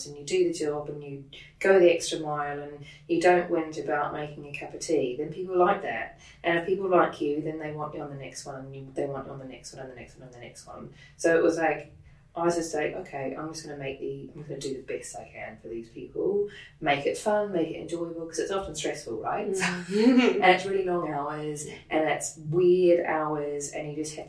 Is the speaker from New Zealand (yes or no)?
yes; New Zealand; moved away as an adult; now in United Kingdom; So I grew up in New Zealand, I was born in New Zealand and grew up there.